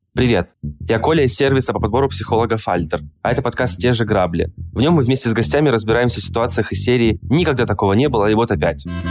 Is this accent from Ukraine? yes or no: no; Krasnodar, Krasnodar Krai, Russia; я из Краснодара, там работал в Краснодаре